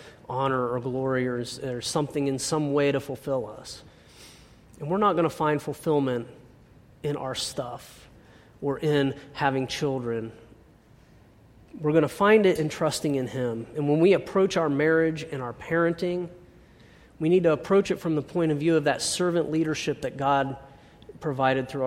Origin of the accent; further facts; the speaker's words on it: United States; growing up in America